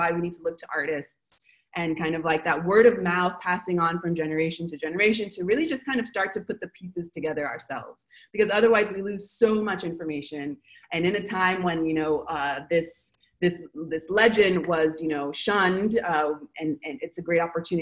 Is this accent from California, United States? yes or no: yes; Los Angeles, California, United States; moved away as an adult; now in Buenos Aires, Argentina; I'm from Los Angeles